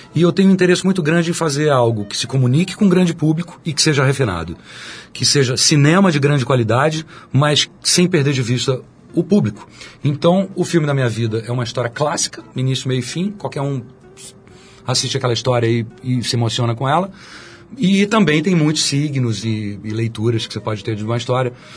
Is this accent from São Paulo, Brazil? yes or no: yes; São Paulo, Brazil; also born or lived in Minas Gerais; eu sou mineiro, criado em São Paulo